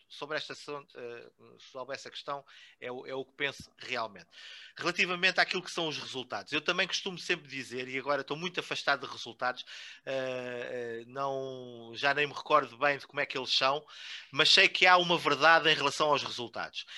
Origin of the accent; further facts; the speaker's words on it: Vila Chã de Ourique, Santarém District, Portugal; moved away as an adult; não nasci em Vila Chã de Ourique, mas fui para lá muito novo e saí de lá uh, só quando do casei